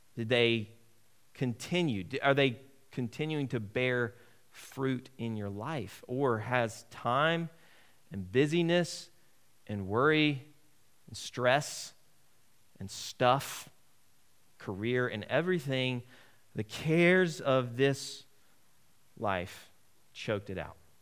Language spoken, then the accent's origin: English; United States; As an American